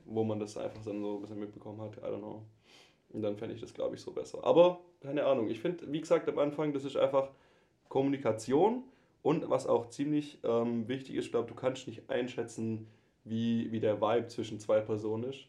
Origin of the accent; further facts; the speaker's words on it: Swabia, Germany; accent: Swabian; moved away; ich versuche meinen Dialekt echt ein bisschen zurückzuhalten. Ich glaube, die Hörerbare das höre, ich komme aus dem Schwabeländle.